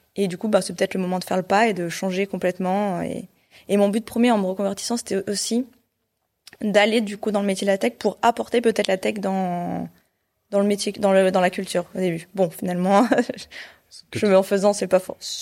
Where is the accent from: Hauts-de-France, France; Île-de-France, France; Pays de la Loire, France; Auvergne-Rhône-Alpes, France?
Auvergne-Rhône-Alpes, France; Clermont-Ferrand; moved away as an adult; also born or lived in Paris / Brest / Rennes; Alors moi, j'ai grandi en Auvergne, à Clermont-Ferrand. Donc en gros, j'ai fait toute ma scolarité là-bas